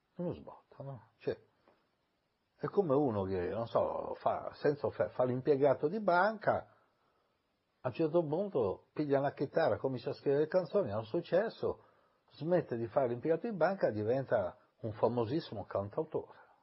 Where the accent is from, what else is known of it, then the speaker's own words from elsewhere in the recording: Milan, Lombardy, Italy; also born or lived in Ancona; i miei genitori sono andati a vivere a Milano, io ho vissuto con mia nonna, poi a sette anni sono andato a vivere a Milano